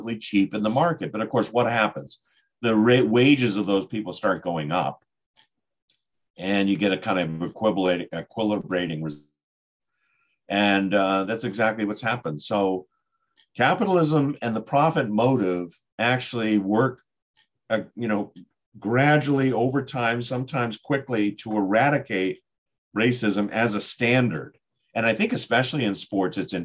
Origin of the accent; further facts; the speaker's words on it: Boston, Massachusetts, United States; And I'm from Boston.